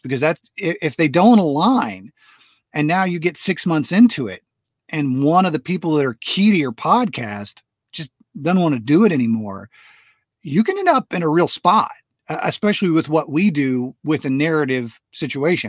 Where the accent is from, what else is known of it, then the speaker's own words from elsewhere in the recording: United States; also born or lived in Florida / Texas; I grew up in Florida and Texas